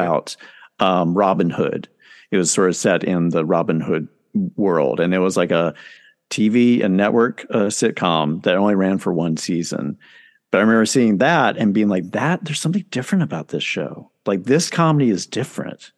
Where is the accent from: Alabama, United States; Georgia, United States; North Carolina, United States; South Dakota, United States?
North Carolina, United States; Charlotte; moved away as an adult; also born or lived in New York City; I grew up in Charlotte, North Carolina.